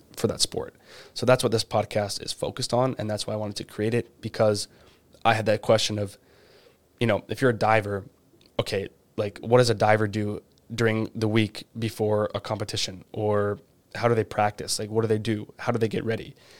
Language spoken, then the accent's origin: English; Canada; I'm Canadian